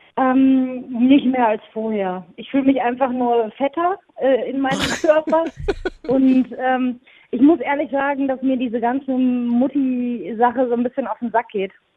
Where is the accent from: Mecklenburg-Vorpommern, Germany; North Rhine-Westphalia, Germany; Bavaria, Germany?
North Rhine-Westphalia, Germany; near Münster; now in Cologne, Germany; ich komme aus der Nähe von Münster